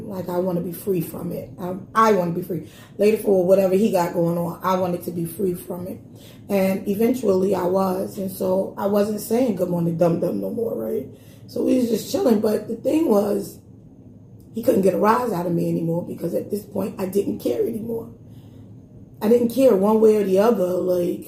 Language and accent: English; New York City, New York, United States; I'm from Brownsville